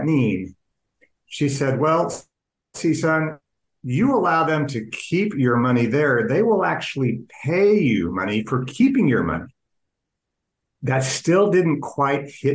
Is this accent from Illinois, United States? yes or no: no; Oklahoma City, Oklahoma, United States; I was born and raised in Oklahoma City